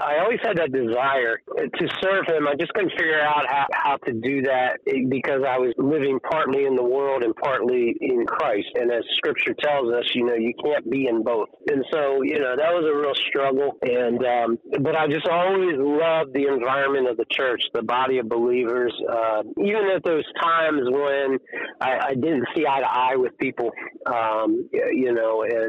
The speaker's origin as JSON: {"language": "English", "town": "York", "region": "Pennsylvania", "country": "United States", "tie": "born or raised there", "moved": "as an adult", "lives_now": "Buena Vista, United States", "said": "But I grew up, I was born and raised in York. Was there until a year and a half ago when we moved to Virginia."}